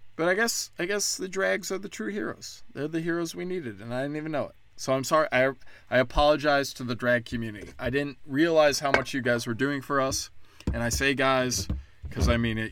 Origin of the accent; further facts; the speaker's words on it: Chicago, Illinois, United States; now in Texas, United States; I'm from Chicago. My whole city burnt down